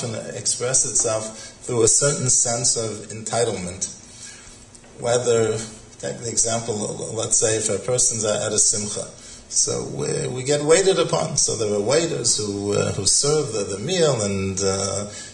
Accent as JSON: {"language": "English", "town": "Boston", "region": "Massachusetts", "country": "United States", "tie": "born or raised there", "said": "when I was growing up in Boston"}